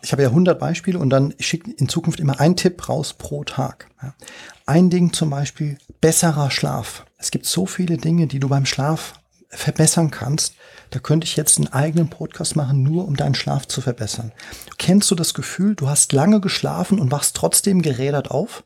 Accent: Frankfurt, Hesse, Germany; moved away as an adult; also born or lived in China; als Frankfurter

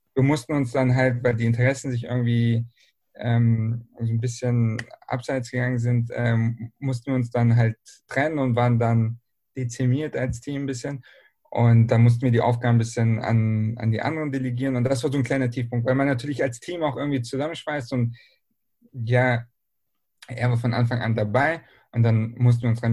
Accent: Berlin, Germany; now in Bielefeld, Germany; ich bin nämlich ursprünglich aus Berlin

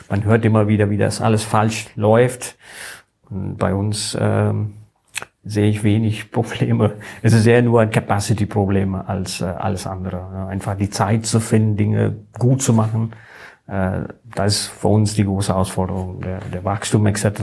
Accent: India; German is a second language; now in Germany; ich komme ursprünglich aus Indien, ich bin seit äh, 20 Jahren hier in Deutschland, aber ich bin in Indien groß geworden. Meine formative Years war in Indien

